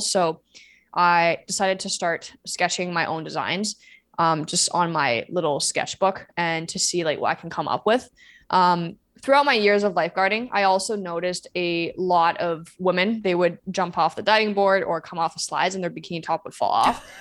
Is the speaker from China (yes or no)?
yes; China; moved away; I grew up in China